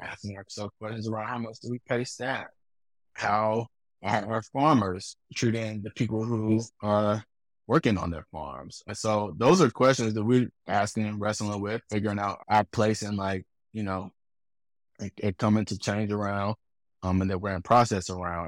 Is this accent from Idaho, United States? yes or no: no; Durham, North Carolina, United States; I'm from Durham